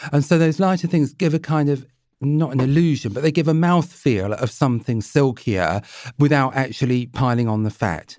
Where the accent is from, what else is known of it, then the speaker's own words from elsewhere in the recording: Jersey; I was brought up in Jersey